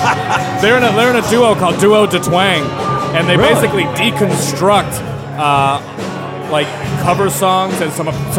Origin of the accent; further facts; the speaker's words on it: Attleboro, Massachusetts, United States; A lot of people from Attleboro have actually been on, which is where we're from.